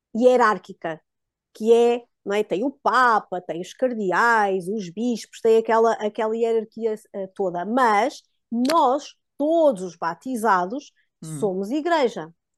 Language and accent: Portuguese; Diocese of Guarda, Centro, Portugal; moved away as an adult; also born or lived in Coimbra; nós somos da Diocese da Guarda. Na altura já vivíamos em Coimbra, mas tínhamos ainda alguma ação na nossa, que foi sempre a nossa diocese de berço